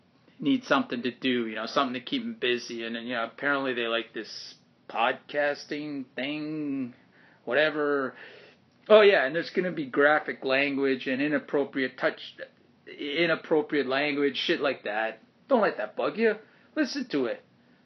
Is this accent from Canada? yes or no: yes; Canada; I'm a Canadian actor.